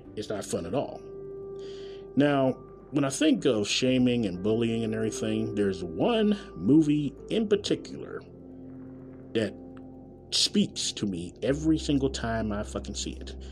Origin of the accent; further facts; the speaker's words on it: Kansas City, Missouri, United States; from Kansas City, Missouri, my hometown.